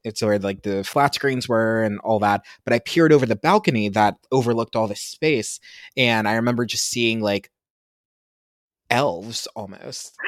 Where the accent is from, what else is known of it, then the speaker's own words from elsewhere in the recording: Pennsylvania, United States; moved away; I'm from Pennsylvania. I'm not from anywhere super sexy